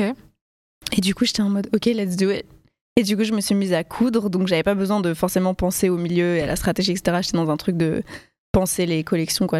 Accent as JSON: {"language": "French", "town": "Paris", "region": "Île-de-France", "country": "France", "tie": "born or raised there", "said": "je viens de Paris, born and raised"}